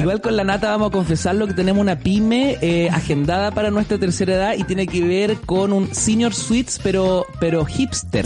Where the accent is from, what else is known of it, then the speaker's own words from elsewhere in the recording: Antofagasta, Chile; cuando éramos chicos, vivíamos en Antofagasta